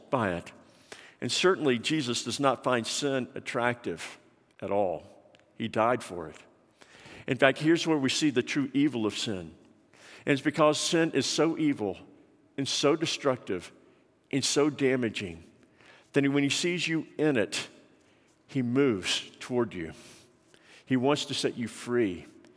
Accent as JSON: {"language": "English", "town": "Atlanta", "region": "Georgia", "country": "United States", "tie": "born or raised there", "said": "when I was growing up in Atlanta"}